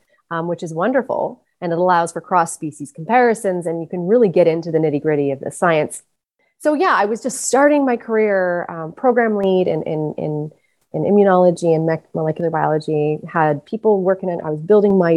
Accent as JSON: {"language": "English", "region": "British Columbia", "country": "Canada", "moved": "as an adult", "lives_now": "Prince Edward Island, Canada", "said": "I'm originally from British Columbia"}